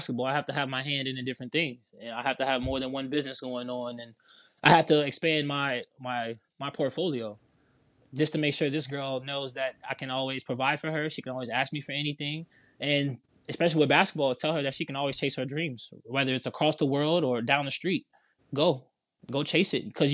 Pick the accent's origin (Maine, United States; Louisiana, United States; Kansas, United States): Louisiana, United States; New Orleans; we're from New Orleans